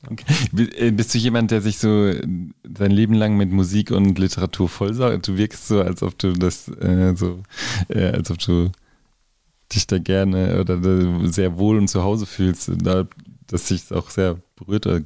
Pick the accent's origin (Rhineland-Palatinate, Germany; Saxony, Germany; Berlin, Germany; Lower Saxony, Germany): Berlin, Germany; Und äh, in Berlin, wo ich herkomme, gibt es auch.